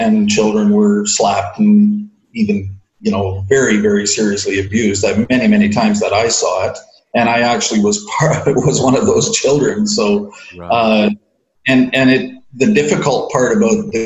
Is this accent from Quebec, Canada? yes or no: no; Newmarket, Ontario, Canada; I was born in Newmarket, Ontario, Canada, and I was raised in a church called the Christian Reformed Church